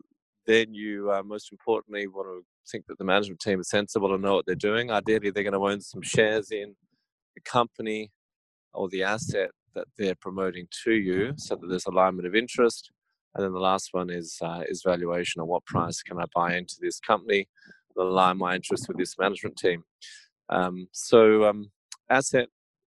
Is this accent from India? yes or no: no; Australia; it probably is a bit of Aussie prejudice